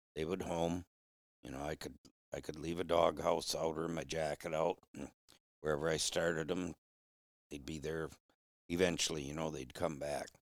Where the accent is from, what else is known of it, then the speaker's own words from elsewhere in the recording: Flint, Michigan, United States; moved away as an adult; now in Upper Peninsula, Michigan, United States; I was raised in Flint